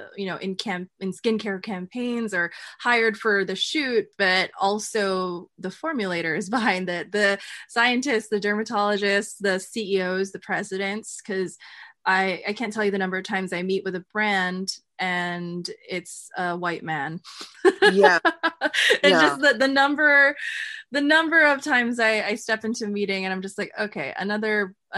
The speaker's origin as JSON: {"language": "English", "country": "United States", "said": "I'm Filipino American"}